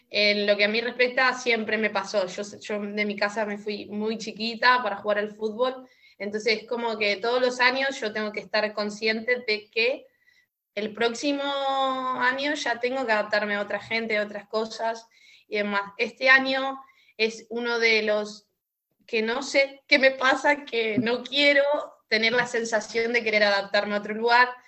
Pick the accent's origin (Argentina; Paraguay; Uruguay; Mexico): Argentina; Córdoba; moved away; porque vengo de Córdoba, una ciudad muchísimo más grande y demás.